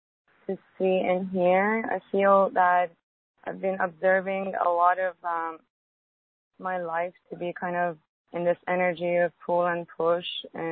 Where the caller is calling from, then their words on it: Honolulu, Hawaii, United States; I'm calling from Honolulu.